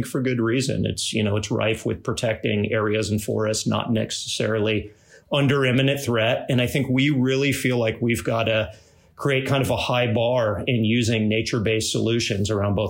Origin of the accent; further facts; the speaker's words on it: Cocoa Beach, Florida, United States; moved away as an adult; also born or lived in Salt Lake City, Utah; I grew up in Cocoa Beach, Florida